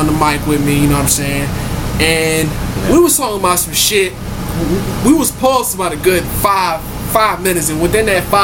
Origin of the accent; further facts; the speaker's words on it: New York City, New York, United States; growing up in Brooklyn